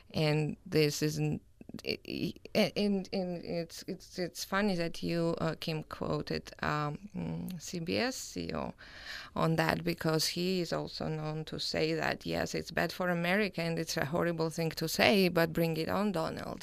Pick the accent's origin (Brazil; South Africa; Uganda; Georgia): Georgia; moved away as an adult; also born or lived in Louisiana, United States / Utah, United States; now in Logan, United States; I'm originally from Georgia, the country, and I've been in the United States since two thousand eleven